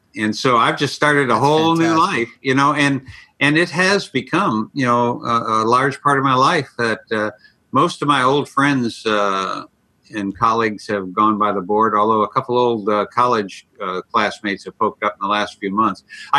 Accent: Ireland; I'm very melancholy. You know, I'm Irish.

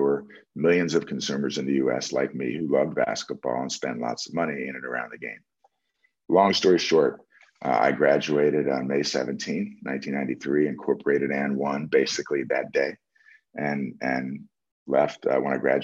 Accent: New York City, New York, United States; born or raised there

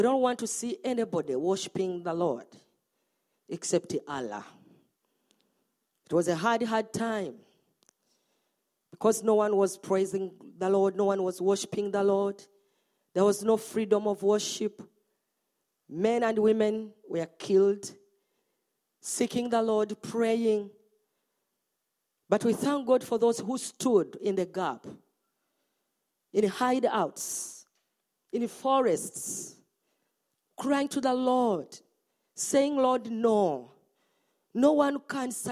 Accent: Uganda; I'm from Uganda.

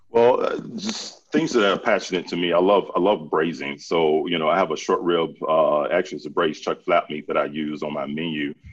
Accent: Central Florida, United States; I grew up in Central Florida

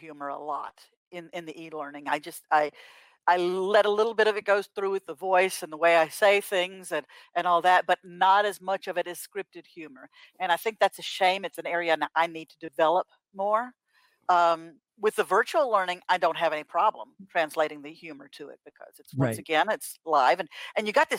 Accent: Louisiana, United States; I'm from Louisiana. I say things like y'all and dadgummit

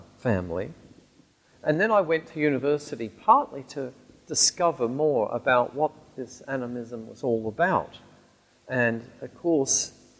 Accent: Alice Springs, Northern Territory, Australia; now in United Kingdom; growing up in Alice Springs, which is the town right at the very heart of the continent of Australia

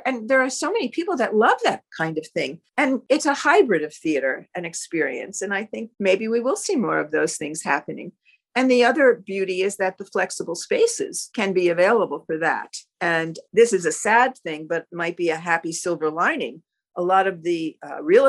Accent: Wayne, New Jersey, United States; also born or lived in Ridgewood, New Jersey; I grew up myself in Wayne, and I lived in Ridgewood when Amanda and Jordan were young

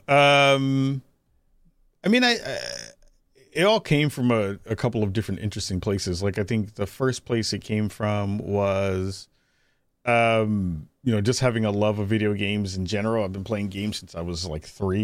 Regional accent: New York City, New York, United States; I'm originally from the Bronx, uh, Bronx, New York

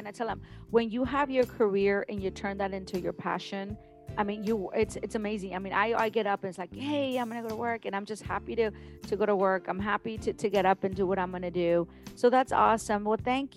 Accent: Mission, Texas, United States; I'm from Mission as well. Used to walk to HB, walk to Foy's. I lived in downtown Mission.

